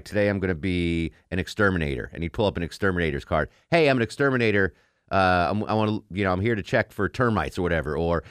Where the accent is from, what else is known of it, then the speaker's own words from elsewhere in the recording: Torrington, Connecticut, United States; Full disclosure, I once ran a scam on a KFC in my hometown of Torrington, Connecticut.